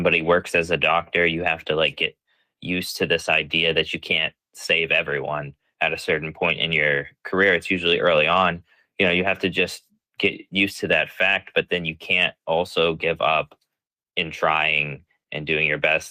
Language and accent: English; Ohio, United States; now in Pennsylvania, United States; I'm originally from Ohio. I live in Pennsylvania now